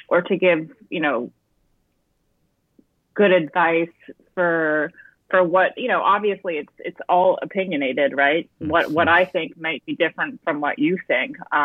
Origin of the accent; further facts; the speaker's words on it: Fayetteville, New York, United States; I grew up in upstate New York out of Syracuse in a little place called Fayetteville, New York